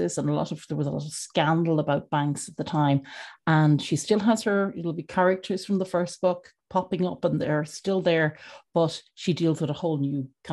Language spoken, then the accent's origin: English; Dublin, Leinster, Ireland; I am a writer from Dublin in Ireland.